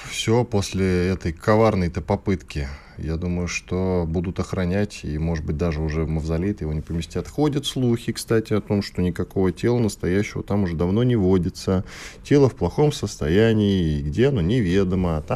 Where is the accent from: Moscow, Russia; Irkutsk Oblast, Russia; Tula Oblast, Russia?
Moscow, Russia; Я коренной тебе. москвич